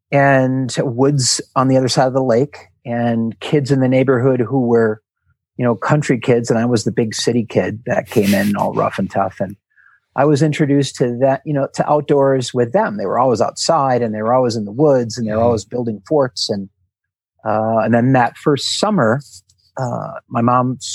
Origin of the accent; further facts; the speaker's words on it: Milwaukee, Wisconsin, United States; born there; I was born in Wisconsin, in Milwaukee, Wisconsin. So at that time, you know, a pretty asphalt city sort of a place